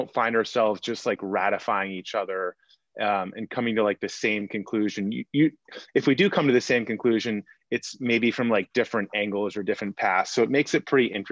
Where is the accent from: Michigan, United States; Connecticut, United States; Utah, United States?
Connecticut, United States; Greenwich; We grew up in Greenwich, Connecticut